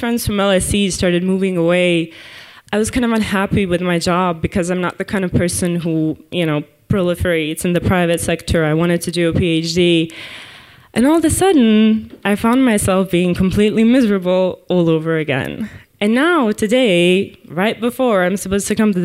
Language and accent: English; Croatia; moved away as an adult; now in London, United Kingdom; I'm from Croatia